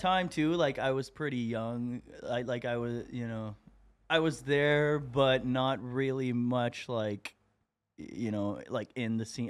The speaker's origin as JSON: {"language": "English", "town": "Moncton", "region": "New Brunswick", "country": "Canada", "tie": "born or raised there", "also_born_or_lived": "Montreal", "moved": "as an adult", "said": "I'm from uh, Moncton, New Brunswick, like far east coast of Canada"}